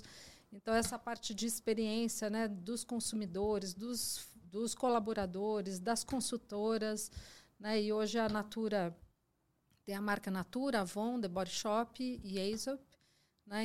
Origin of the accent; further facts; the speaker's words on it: Mogi das Cruzes, São Paulo, Brazil; eu sou de Mogi das Cruzes